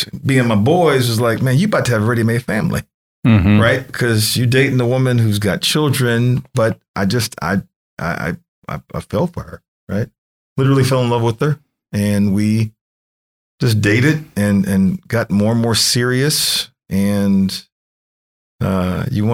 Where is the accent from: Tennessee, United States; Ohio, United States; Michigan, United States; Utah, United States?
Michigan, United States; Detroit; I'm from Detroit. I was born and raised in the 313